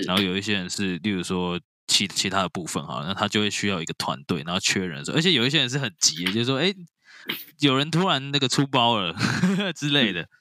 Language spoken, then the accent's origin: Chinese; Taiwan; 我们台湾人最常吃的东西，卤肉饭